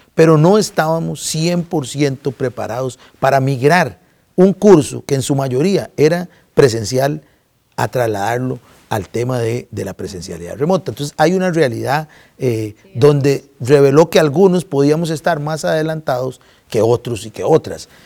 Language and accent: Spanish; Costa Rica; como sociedad costarricense